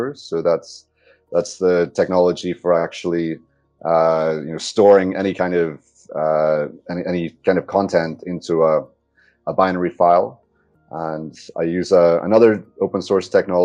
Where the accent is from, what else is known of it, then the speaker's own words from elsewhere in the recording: Northern Ireland, United Kingdom; moved away; So, I'm from Northern Ireland originally